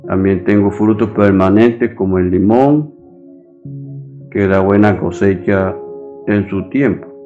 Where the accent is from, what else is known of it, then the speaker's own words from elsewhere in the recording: Santo Tomás, Atlántico, Colombia; tengo 78 años, soy de Santo Tomás Atlántico, pero mi parcela la tengo en Olubito, una vereda.